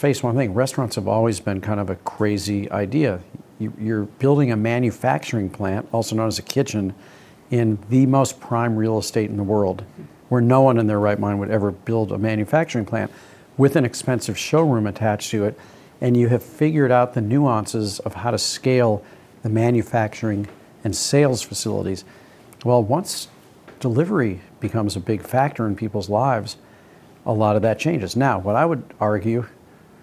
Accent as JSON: {"language": "English", "town": "St. Louis", "region": "Missouri", "country": "United States", "tie": "born or raised there", "said": "When I was growing up in St. Louis"}